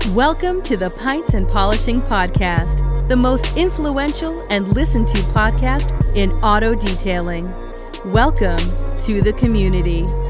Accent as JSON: {"language": "English", "region": "Minnesota", "country": "United States", "tie": "born or raised there", "also_born_or_lived": "Atlanta, Georgia", "moved": "as an adult", "lives_now": "Illinois, United States", "said": "originally from Minnesota. Um, spent 18 years there, graduated there, and then I moved down to Atlanta, Georgia, lived there for eight glorious years"}